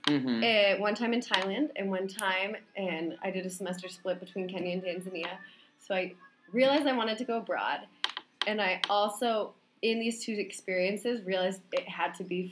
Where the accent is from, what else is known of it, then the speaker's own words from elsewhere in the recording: Vermont, United States; also born or lived in Salt Lake City, Utah; But I grew up in Vermont. I moved there when I was two. So that's where all my upbringing was in a small town in Vermont